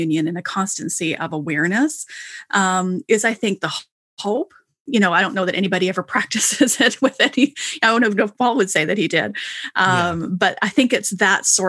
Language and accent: English; Canada; I'm Canadian